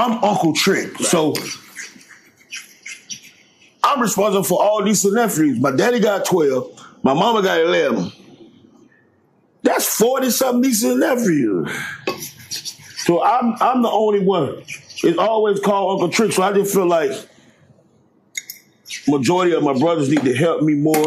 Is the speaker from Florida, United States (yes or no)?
yes; Goulds / Homestead projects, Florida, United States; I grew up in Goos in the project. I stayed in the project of Homestead, and I stayed in the Poker Bean project